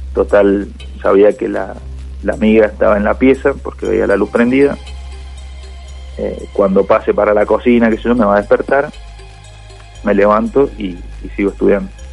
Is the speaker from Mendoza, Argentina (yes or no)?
yes; Mendoza, Argentina; now in Rosario, Argentina; yo soy en realidad de Mendoza